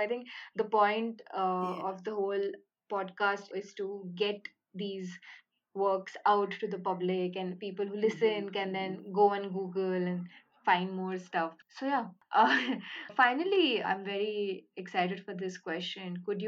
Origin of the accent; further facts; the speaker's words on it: Pune, Maharashtra, India; first language Bengali; English is a second language; I'm from Pune. I was born and raised here